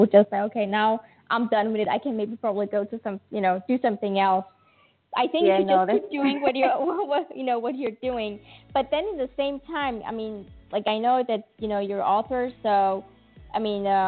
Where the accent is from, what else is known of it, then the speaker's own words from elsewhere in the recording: Iran; moved away; I'm from Iran